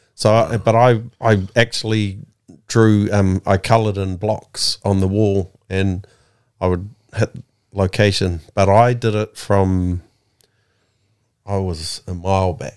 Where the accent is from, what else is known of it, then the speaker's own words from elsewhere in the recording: Porirua, Wellington, New Zealand; Kenneth Creek. Wellington, New Zealand.